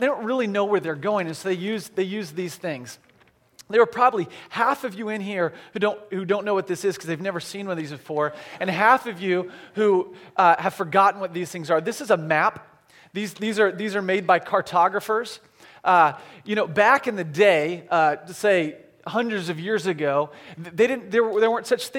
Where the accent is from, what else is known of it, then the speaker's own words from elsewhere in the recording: Branson, Missouri, United States; now in Orlando, United States; I'm from Branson, Missouri, and Branson, Missouri is another tourist town